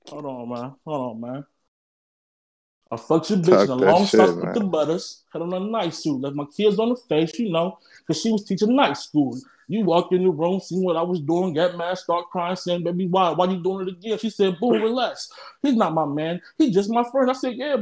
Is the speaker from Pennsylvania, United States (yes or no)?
no; Chicago, Illinois, United States; I'm from Chirac